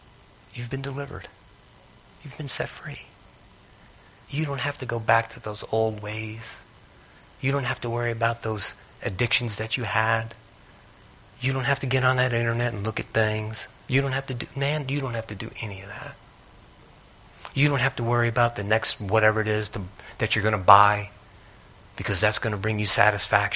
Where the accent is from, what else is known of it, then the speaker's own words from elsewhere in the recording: Northeast, United States; I grew up in the Northeast.